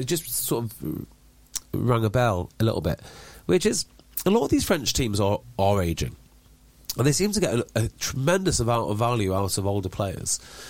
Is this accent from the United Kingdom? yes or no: yes; London, United Kingdom; because that's my hometown